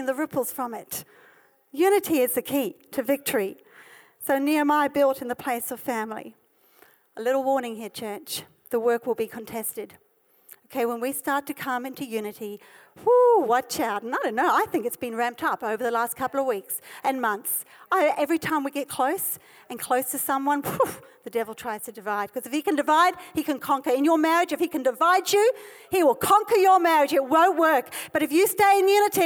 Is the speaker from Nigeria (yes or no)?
no; South Africa; this is my heritage, I'm South African